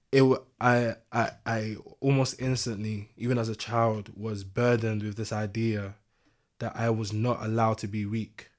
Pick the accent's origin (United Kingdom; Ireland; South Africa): United Kingdom; London; I grew up in East London